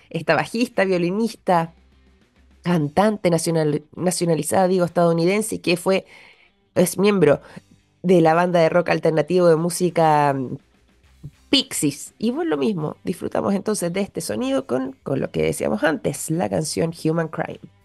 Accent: Chile; nosotros, quizás como chilenos

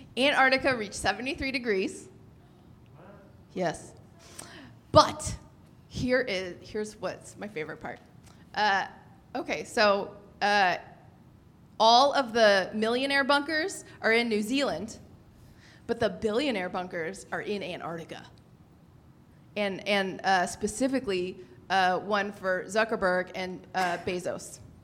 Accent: San Francisco, California, United States; I feel like I come from San Francisco

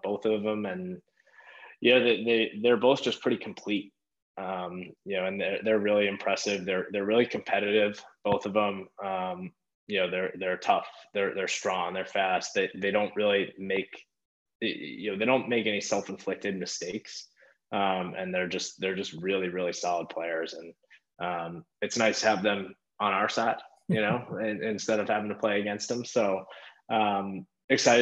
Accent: Long Island, New York, United States; my hometown is right beside the Coliseum

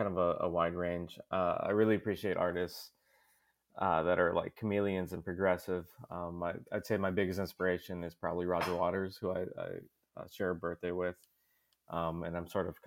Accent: Fargo, North Dakota, United States; also born or lived in Willmar, Minnesota; I was born in Wilmer, Minnesota. I've been living in Fargo since I was about 10.

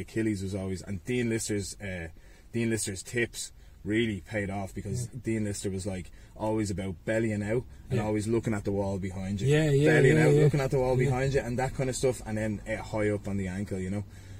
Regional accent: Ballybough, Leinster, Ireland; From Ballybock originally, and then we moved, my mum and dad, they bought a house in Santry when I was 15.

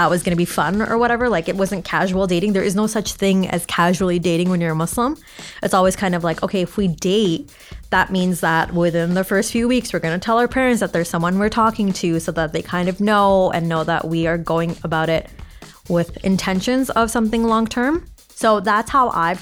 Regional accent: Toronto, Ontario, Canada; I was born and raised in Toronto, but my parents are Bangladeshi.

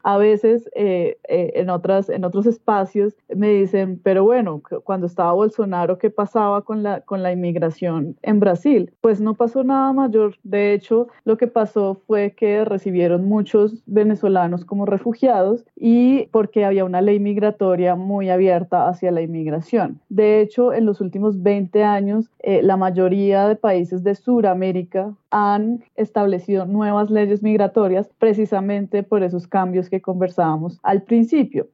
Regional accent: Colombia; nosotros como país Colombia

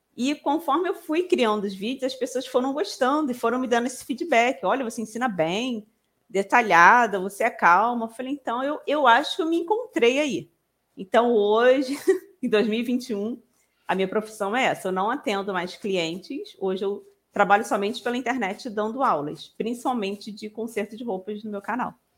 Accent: Rio de Janeiro, Brazil; eu sou daqui do Rio de Janeiro, nem falei, sou carioca.

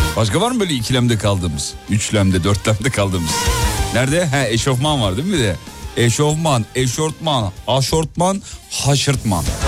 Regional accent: Black Sea Region, Turkey; Bizim orada muhlama derler, Karadeniz'de muhlama e, e, derler.

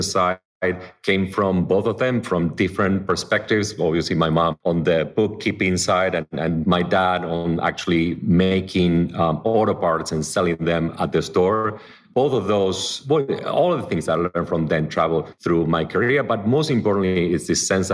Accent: suburbs of Buenos Aires, Buenos Aires Province, Argentina; English is a second language; moved away as an adult; also born or lived in Miami, United States; now in Los Angeles, United States; I grew up in the suburbs of Buenos Aires

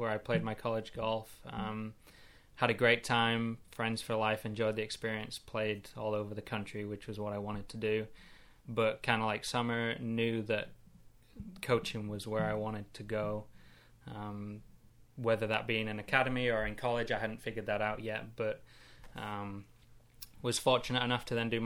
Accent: Kendal, North West England, United Kingdom; moved away as an adult; now in United States; You can probably hear already from my accent. I grew up in England in a small town called Kendall.

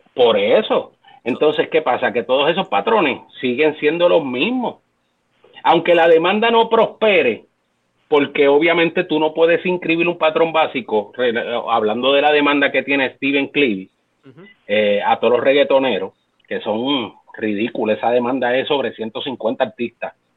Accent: Puerto Rico; nuestra cultura como latinos, como puertorriqueños

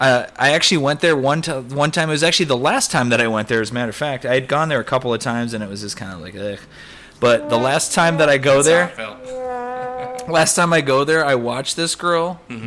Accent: Michigan, United States; now in Tucson, United States; I grew up in Michigan

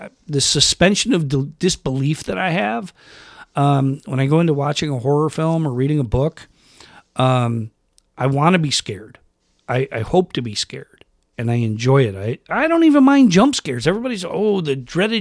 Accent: Rochester, New York, United States; where I grew up in Rochester, New York

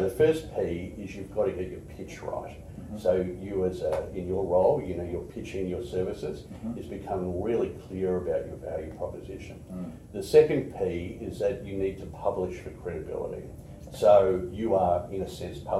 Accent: Australia; also born or lived in Edmonton, Canada / United States / Sydney, Australia / Brisbane, Australia; I was born in Canada, in Edmonton. It was minus 42 degrees centigrade in the winter, so they only lasted a couple of years there. We then moved to the States, where my brother was born, and then moved to Australia when I was four. And I lived in Sydney, and then came to Brisbane to do my high schooling

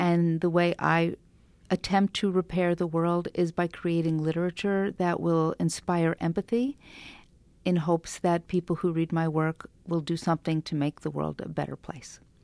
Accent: Long Island, New York, United States; also born or lived in Brooklyn, New York; we moved at that point from Brooklyn to Long Island

